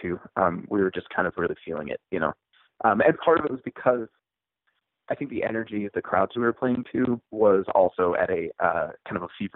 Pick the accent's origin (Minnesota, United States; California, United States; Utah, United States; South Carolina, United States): Utah, United States; also born or lived in Issaquah, Washington; I was born in Washington State. Kind of grew up not in Seattle, but near in the area. I grew up in a town called Issaquah for listeners from the Pacific Northwest. But my family relocated to Utah when I was probably 12 years old or so. Most of my formative years were spent here in Utah.